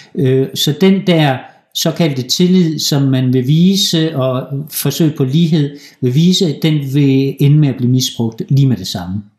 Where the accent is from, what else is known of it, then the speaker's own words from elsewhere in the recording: Denmark; moved away as an adult; also born or lived in Aalborg, Denmark; now in Poland; vi danskere